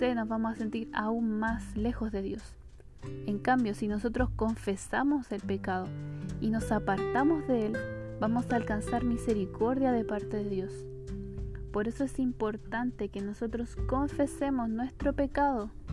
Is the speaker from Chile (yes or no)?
yes; Chile; soy chilena